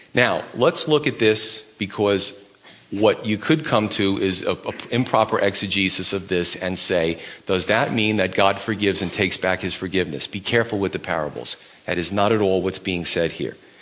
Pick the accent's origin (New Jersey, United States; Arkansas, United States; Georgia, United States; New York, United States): New York, United States; New York City; moved away; I grew up in Brooklyn, so it starts to come out every once in a while.